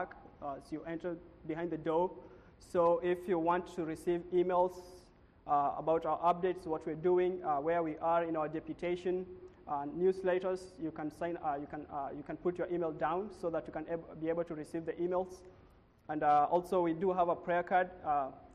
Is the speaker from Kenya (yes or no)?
yes; Kenya; moved away; also born or lived in United States / Puerto Rico; we're both born and raised in Kenya.